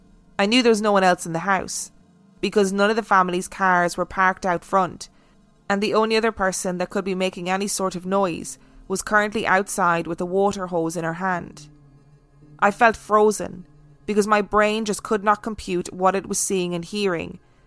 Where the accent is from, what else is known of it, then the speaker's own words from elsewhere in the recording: Miami, Florida, United States; This faith in animals' ability to sense things stems from my one unexplainable experience back in my hometown of Miami, which is a wonderfully warm and colourful city